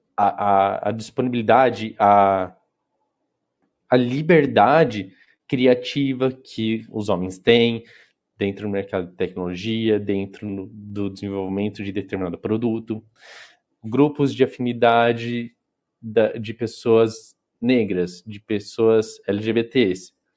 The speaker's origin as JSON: {"language": "Portuguese", "region": "interior of São Paulo state", "country": "Brazil", "said": "eu sou do interior do, do estado de São Paulo"}